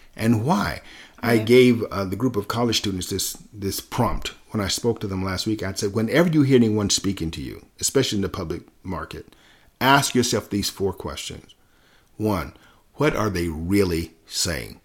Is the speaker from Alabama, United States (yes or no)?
yes; Selma, Alabama, United States; growing up in Selma